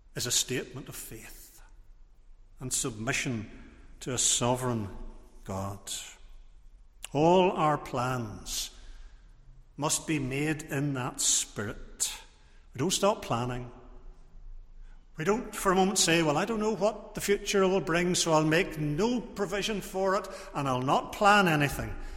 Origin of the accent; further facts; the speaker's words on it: Portrush, Northern Ireland, United Kingdom; I was growing up in Portrush